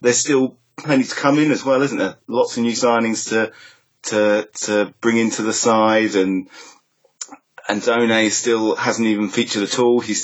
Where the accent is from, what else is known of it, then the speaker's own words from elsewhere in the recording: Sussex, South East England, United Kingdom; moved away as an adult; growing up in Sussex, it really felt like the Albion was the centre of the universe